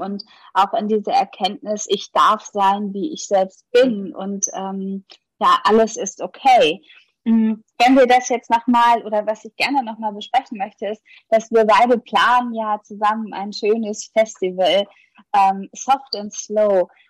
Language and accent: German; Hamburg, Germany; ich komme ja aus Hamburg